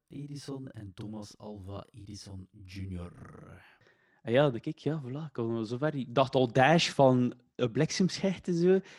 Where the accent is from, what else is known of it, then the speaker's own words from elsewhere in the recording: Waregem, Flanders, Belgium; also born or lived in Kortrijk; Geboren in Kortrijk, maar wel eh, getogen ah, in Waregem.